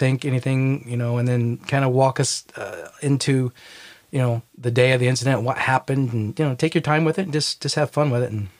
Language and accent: English; Indiana, United States; I'm from Indiana.